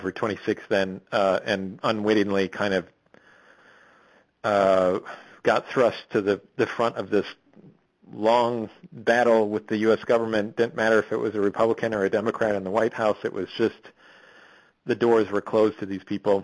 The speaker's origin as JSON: {"language": "English", "region": "Midwest", "country": "United States", "tie": "born or raised there", "also_born_or_lived": "Boston", "moved": "as an adult", "said": "as a Midwesterner, I was raised to sort of scoff at fly fishermen"}